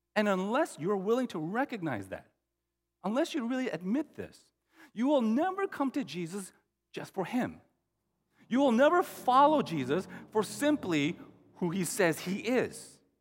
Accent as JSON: {"language": "English", "country": "United States", "tie": "born or raised there", "said": "my parents immigrated to the U.S. in the 70s. And, um, you know, I was born in the States, but uh, in 72"}